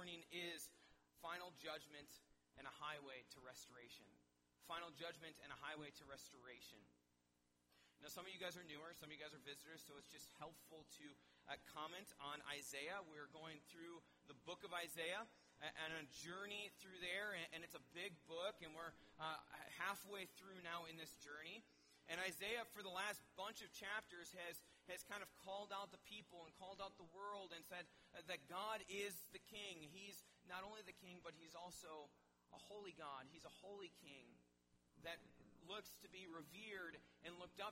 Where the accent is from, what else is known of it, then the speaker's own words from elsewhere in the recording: Milwaukee, Wisconsin, United States; moved away as an adult; be back in my hometown where I don't need a map to get around.